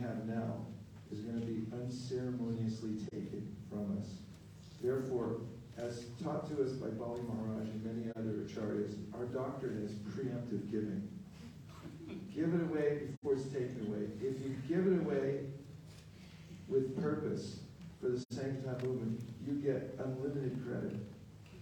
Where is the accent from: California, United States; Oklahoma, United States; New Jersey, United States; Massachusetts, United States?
California, United States; I'm from California.